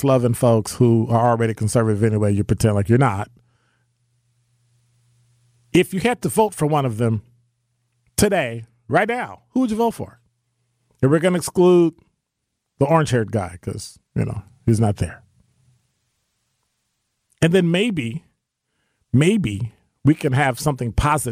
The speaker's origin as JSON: {"language": "English", "region": "Midwest", "country": "United States", "tie": "born or raised there", "lives_now": "Milwaukee, United States", "said": "as a black man living in Milwaukee, growing up in the Midwest"}